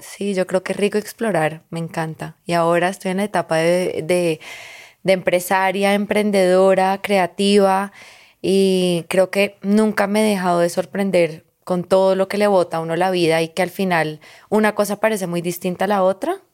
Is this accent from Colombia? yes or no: yes; Colombia; also born or lived in Lebanon; aquí la prima y yo somos libanesas, colombianas